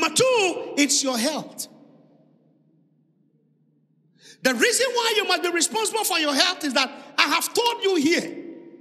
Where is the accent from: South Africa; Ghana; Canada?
Ghana; Accra, Greater Accra; English is a second language; I grew up in Osunshona. So speaking English at this time is a hard work